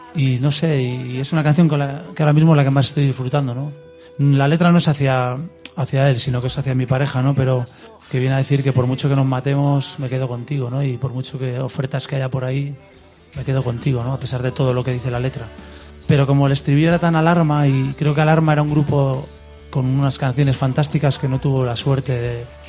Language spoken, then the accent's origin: Spanish; Reinosa, Cantabria, Spain; also born or lived in Santander; yo nací en Reynosa